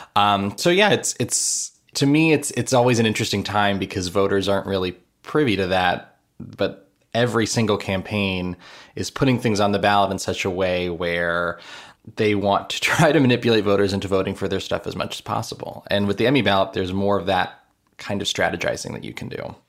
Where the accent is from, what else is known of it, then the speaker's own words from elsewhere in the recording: Miami, Florida, United States; I grew up in Miami.